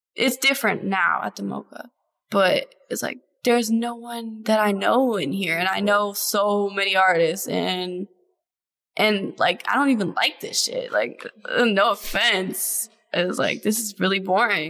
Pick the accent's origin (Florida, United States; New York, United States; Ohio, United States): Ohio, United States; Cleveland Heights; I live in Cleveland now, but I was raised in Cleveland Heights, so it's still pretty close